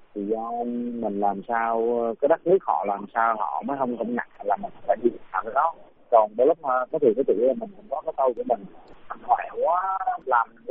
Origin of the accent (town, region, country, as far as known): Vietnam